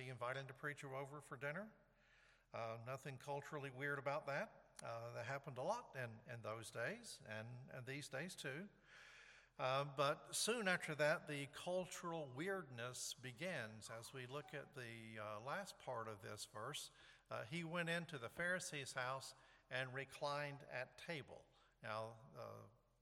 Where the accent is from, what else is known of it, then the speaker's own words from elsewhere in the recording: the South, United States; moved away; also born or lived in New York; I grew up in the South